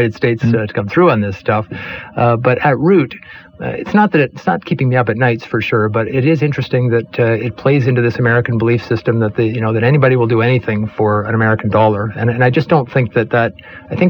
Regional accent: Canada; as a Canadian

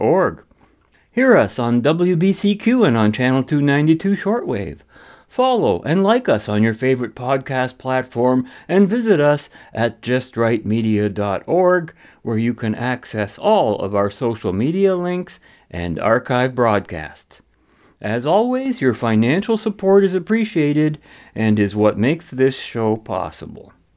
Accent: Canada

